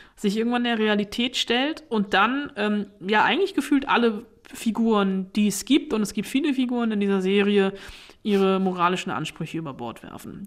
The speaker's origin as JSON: {"language": "German", "country": "Germany", "said": "bei uns in Deutschland"}